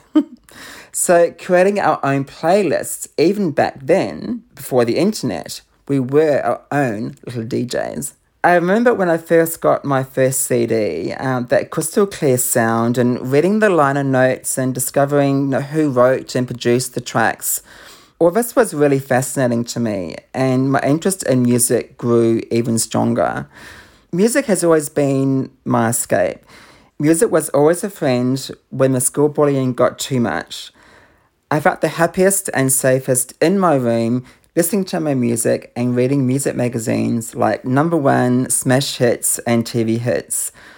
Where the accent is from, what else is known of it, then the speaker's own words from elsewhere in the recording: Auckland, New Zealand; I grew up in Auckland in New Zealand.